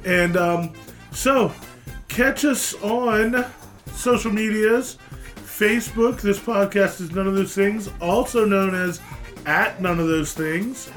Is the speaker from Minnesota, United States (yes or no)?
no; Pennsylvania, United States; i'm from pennsylvania i'm an east coast guy